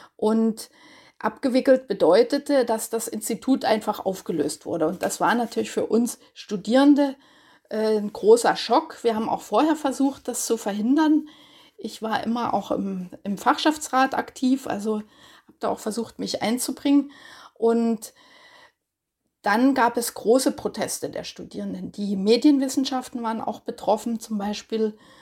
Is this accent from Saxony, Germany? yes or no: yes; Görlitz, Saxony, Germany; moved away as an adult; also born or lived in Leipzig; now in Heidelberg, Germany; ich komme aus Görlitz